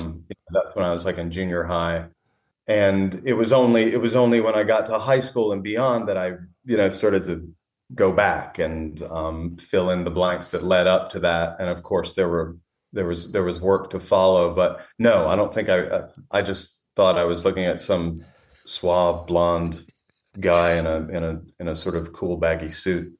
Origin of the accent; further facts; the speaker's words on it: Raleigh, North Carolina, United States; moved away as an adult; also born or lived in New York / Los Angeles; now in Western North Carolina, United States; I grew up in Raleigh for the most part, in Raleigh, North Carolina, right in the middle of the state